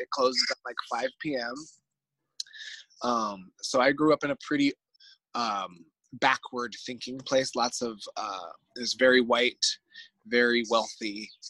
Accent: Novato, California, United States; now in Oakland, United States; I grew up in a single parent home in what is called an unincorporated part of a town called Novato, which is the last town before Sonoma County.

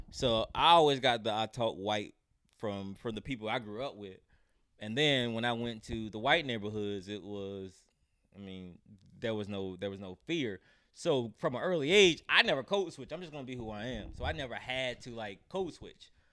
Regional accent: North Carolina, United States; I'm from North Carolina

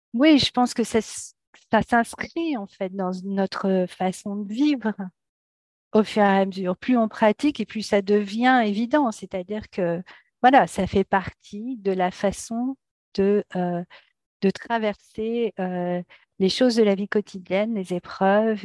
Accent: France; moved away as an adult; now in United States; Je suis française, je vis aux États-Unis depuis quelques années avec ma famille

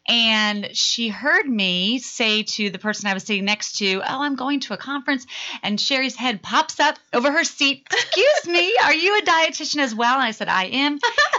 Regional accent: New Jersey, United States; moved away as an adult; now in Marietta, United States; I'm actually from the north. I'm from New Jersey.

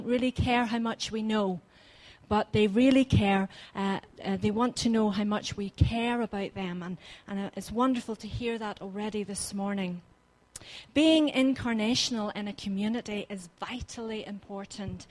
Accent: Ballymena, Northern Ireland, United Kingdom; moved away as an adult; now in North Devon, United Kingdom; I am living in North Devon, but I'm originally from Northern Ireland. Didn't have the privilege of living in Bangor, ended up in Ballymena

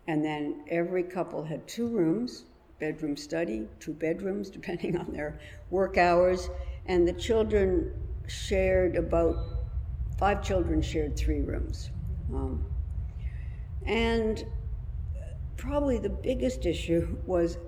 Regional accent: Canada; moved away as an adult; also born or lived in London, United Kingdom / New York, United States; now in Brooklyn, United States; I was brought to Canada. I was raised in Canada

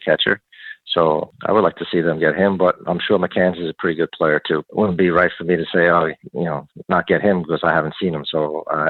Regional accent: New York City, New York, United States; being born and raised in Brooklyn

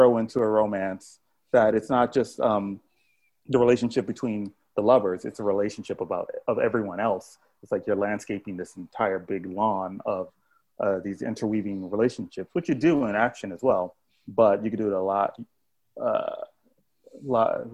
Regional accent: Miami, Florida, United States; I grew up in Miami

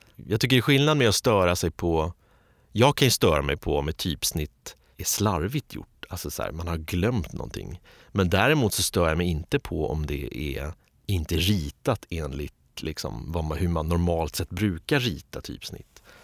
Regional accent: Stockholm, Stockholm County, Sweden; jag är uppvuxen i Östberga

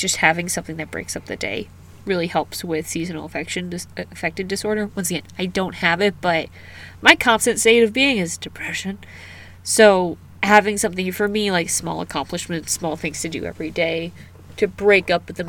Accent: United States; I'm an American.

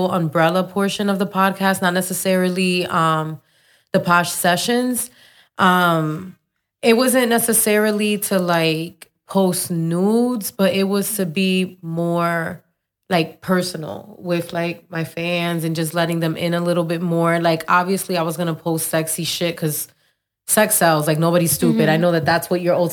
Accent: Perth Amboy, New Jersey, United States; moved away as an adult; now in Orlando, United States; I'm from Perth Amboy

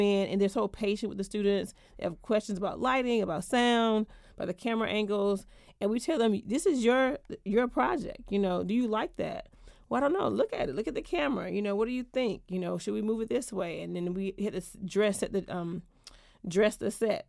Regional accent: Georgia, United States; moved away as an adult; also born or lived in Atlanta; now in Washington, DC, United States; I am from Georgia originally. I've been in DC now

